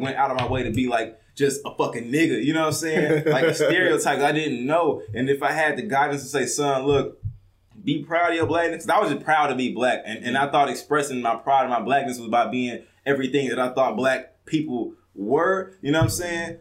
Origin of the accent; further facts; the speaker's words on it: Missouri City, Texas, United States; I'm from Missouri City. I grew up in a multicultural area